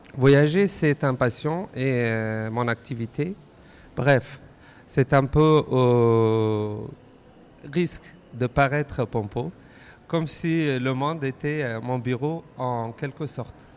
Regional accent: Afghanistan; now in France; je suis originaire d'Afghanistan

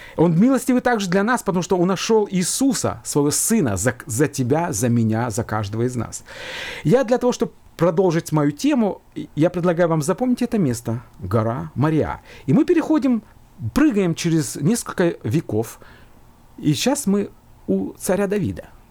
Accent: Georgia; now in Finland; я родился в Грузии, и мы с братом там жили, потом мы переехали в другую страну, но я вспоминаю, как, наверное, любой человек, мои воспоминания детства — это школа

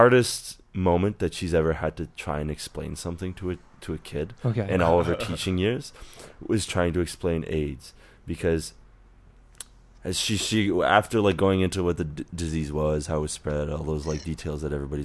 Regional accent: Oakville, Ontario, Canada; moved away; Oakville, outside of Toronto.

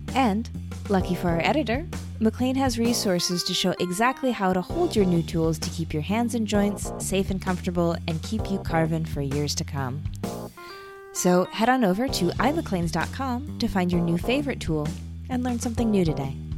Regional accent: United States; moved away as an adult; also born or lived in Tucson, Arizona; now in Sydney, Australia; we're both American and both of our families are are in the states

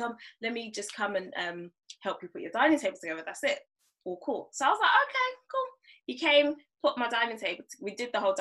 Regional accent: Nigeria; I'm African, like I'm Nigerian.

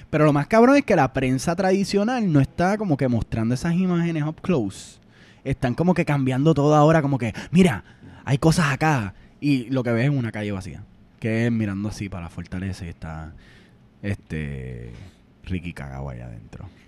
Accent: Puerto Rico; nosotros los puertorriqueños jugamos mucho Call of Duty.

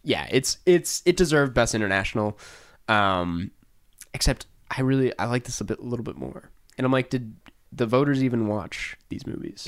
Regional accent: Saint Paul, Minnesota, United States; I would say Saint Paul.

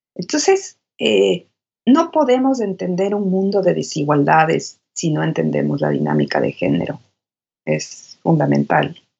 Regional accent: Quito, Pichincha, Ecuador; moved away as an adult; also born or lived in New York, United States; now in Austin, United States; Nací en Quito, en Quito. Soy quiteña. Y de ahí es toda mi familia, toda mi familia está ahí. Salí de Quito a los 26

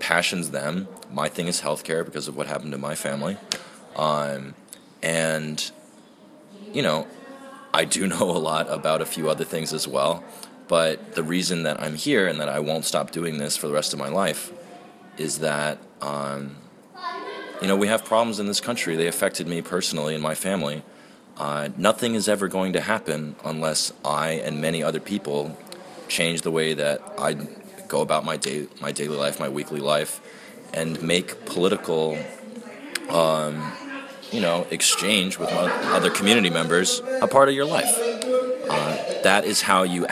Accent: Massachusetts, United States; now in New Hampshire, United States; I was born in Massachusetts, but yeah, I live in New Hampshire.

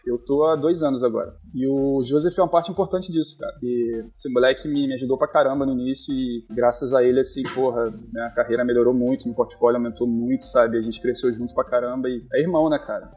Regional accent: Rio de Janeiro, Brazil; moved away as an adult; now in Sydney, Australia; eu sou do Rio

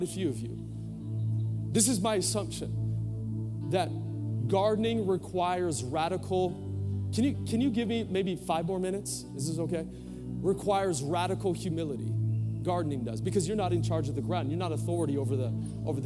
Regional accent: Portland, United States; moved away; I was born in Portland, and I took her to this house that I grew up

